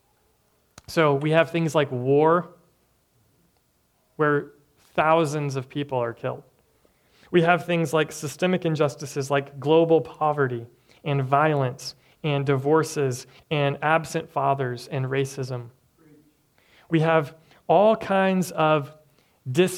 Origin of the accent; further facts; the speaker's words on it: Tennessee, United States; moved away; I'm from Tennessee, and the church that I grew up